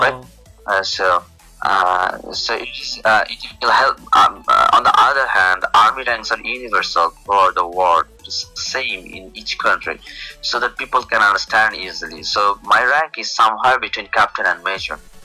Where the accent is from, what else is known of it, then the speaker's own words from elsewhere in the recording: Dhaka, Dhaka Division, Bangladesh; I'm from Bangladesh, from the capital of Bangladesh, Dhaka.